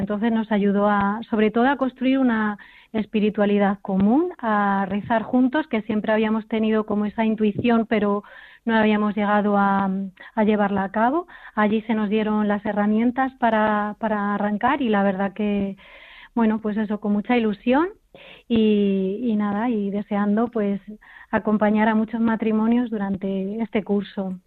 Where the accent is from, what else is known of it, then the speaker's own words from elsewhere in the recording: Granada, Andalusia, Spain; Granada, porque es mi tierra